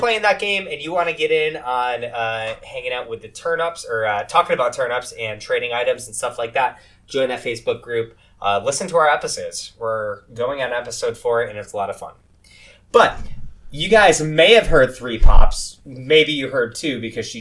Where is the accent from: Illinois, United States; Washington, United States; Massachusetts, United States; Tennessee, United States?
Massachusetts, United States; Hinsdale; growing up in Hinsdale